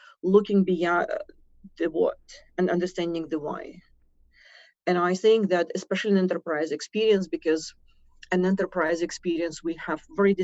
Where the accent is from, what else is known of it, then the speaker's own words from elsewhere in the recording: Ukraine; accent: Russian; moved away as an adult; I was born in Ukraine. The accent is Russian. The passport is British